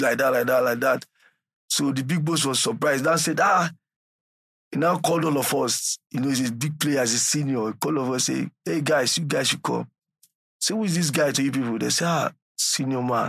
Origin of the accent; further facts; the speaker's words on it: Lagos, Nigeria; moved away as an adult; also born or lived in Albania / Greece / Italy; I'm using Nigerian passport